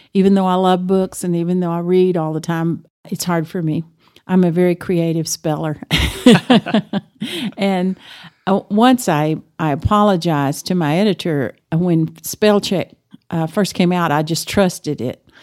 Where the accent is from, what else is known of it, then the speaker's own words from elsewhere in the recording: Amarillo, Texas, United States; I grew up in Amarillo, went to, uh, graduated from Cap Rock